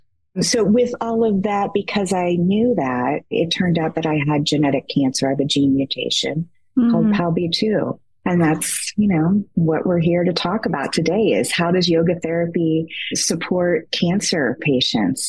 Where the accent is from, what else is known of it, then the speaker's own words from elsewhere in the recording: Great Lakes, United States; now in Michigan, United States; I currently reside in Michigan. I have always grown up around the Great Lakes